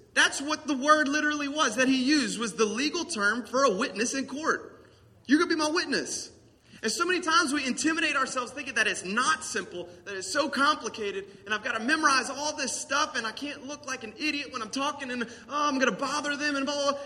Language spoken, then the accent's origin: English; the South, United States; accent: country